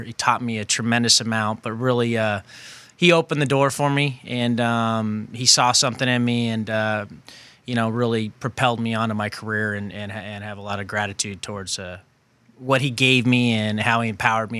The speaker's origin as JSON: {"language": "English", "region": "California", "country": "United States", "tie": "born or raised there", "said": "growing up in the Bay Area around the time when, you know, Bill Walsh's teams were really good."}